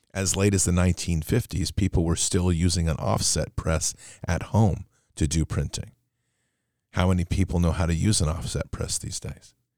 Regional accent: United States; we as the American public

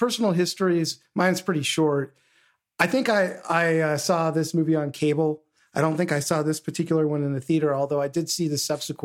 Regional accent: California, United States; my home state of California

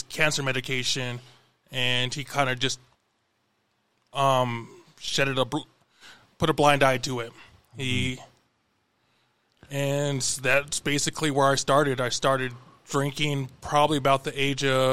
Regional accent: Billings, Montana, United States; also born or lived in Crow Agency, Montana / Pryor, Montana; when I was about 5, my parents moved me to Bellings, and I spent most of my life here

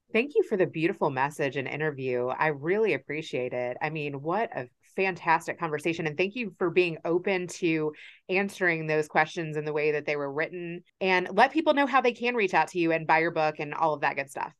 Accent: Kentucky, United States; my experience of growing up in Kentucky

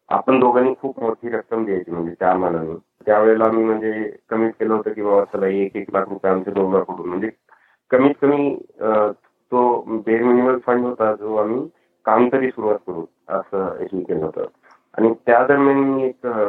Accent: Latur, Maharashtra, India; moved away as an adult; now in California, United States; लातूरमध्ये किंवा माझ्या होमटाऊन मध्ये डबल रेनफॉल होता

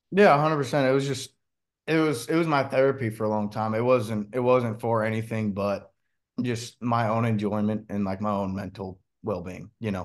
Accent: Washington, United States; moved away; where I'm from, we were right on the Columbia River, and then, um, we had the Calama River, running right up through, you know, my hometown

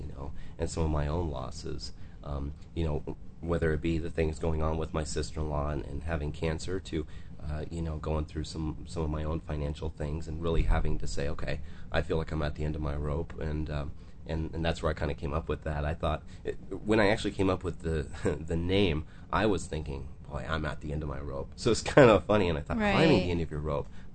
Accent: Michigan, United States; moved away; I'm from Michigan

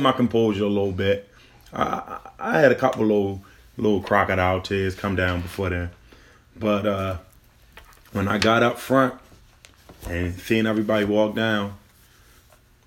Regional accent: Baltimore, Maryland, United States; growing up in Baltimore City, going to those schools, it was kind of rough

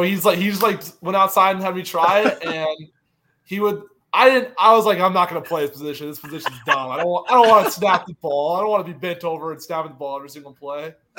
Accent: Charlotte, North Carolina, United States; moved away as an adult; also born or lived in Louisiana; I'm from North Carolina, so I grew up a Panthers fan

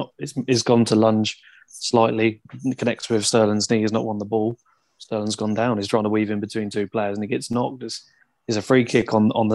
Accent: Wales, United Kingdom; You know, I'm proud Welshman, but now it's for Italy.

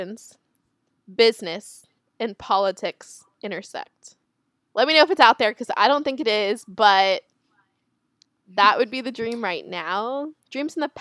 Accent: South Florida, United States; we're from South Florida

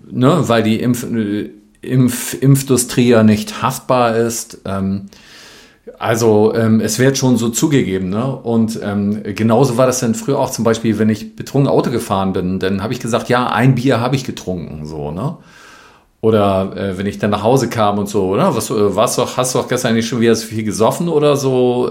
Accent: West Germany, Germany; ich bin ja Westdeutscher

